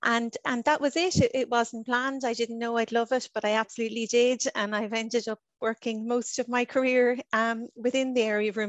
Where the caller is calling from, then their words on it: Leinster, Ireland; So Cheryl, I'm joining today from Ireland. I live in County Kildare in Ireland